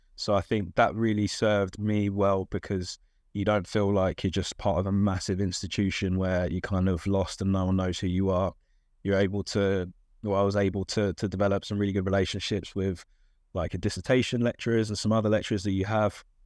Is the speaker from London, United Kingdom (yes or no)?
yes; London, United Kingdom; I'm from South London, uh, and still live in South London, actually.